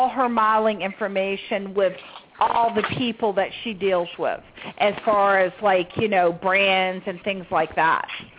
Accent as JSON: {"language": "English", "region": "the South", "country": "United States", "said": "I'm from the South"}